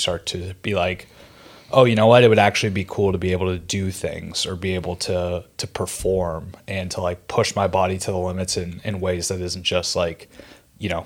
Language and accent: English; Pittsburgh, Pennsylvania, United States; moved away as an adult; now in New York City, United States; Born and raised in Pittsburgh, PA. Have resided in New York City for the last 7 years